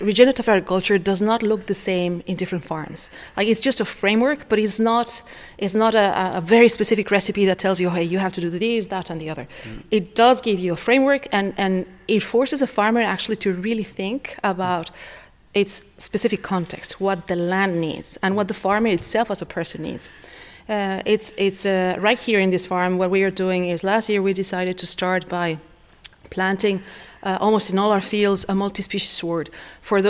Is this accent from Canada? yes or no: no; Mexico; now in Foulksmills, Ireland; I'm originally from Mexico